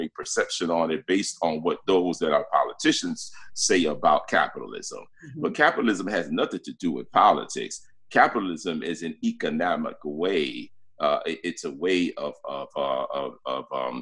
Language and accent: English; New York City, New York, United States; also born or lived in Brooklyn, New York; I was born in Brooklyn, New York, you know. Okay. And raised in the South Bronx